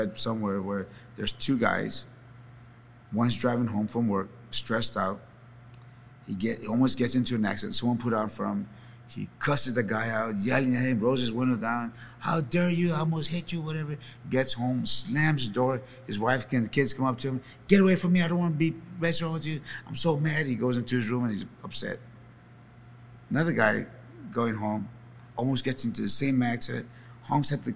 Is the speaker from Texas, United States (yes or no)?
yes; San Antonio, Texas, United States; I'm from San Antonio, Texas.